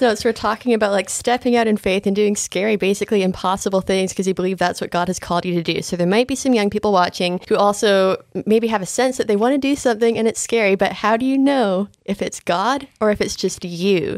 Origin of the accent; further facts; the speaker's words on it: Canada; accent: Canadian; moved away as an adult; I grew up just homeschooling in Canada